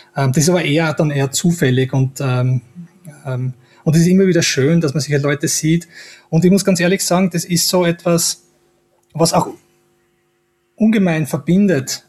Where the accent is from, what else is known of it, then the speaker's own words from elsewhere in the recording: Styria, Austria; wo ich her bin, in der Steiermark